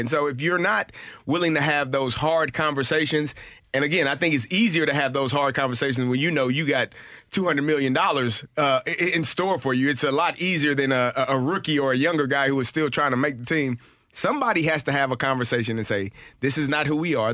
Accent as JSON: {"language": "English", "town": "St. Louis", "region": "Missouri", "country": "United States", "tie": "born or raised there", "said": "it was my hometown"}